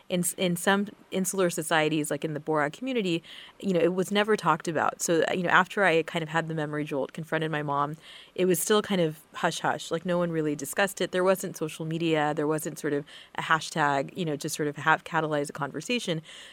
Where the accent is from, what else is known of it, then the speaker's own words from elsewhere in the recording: Texas, United States; which is where I'm from Texas, born there.